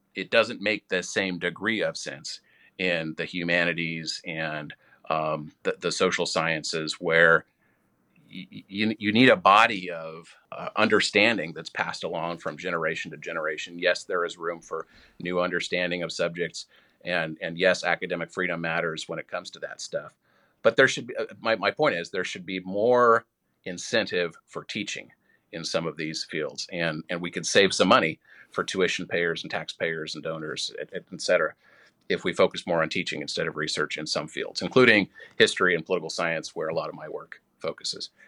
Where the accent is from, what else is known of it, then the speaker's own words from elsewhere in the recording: Washington, United States; moved away; as a state legislator back in my home state of Washington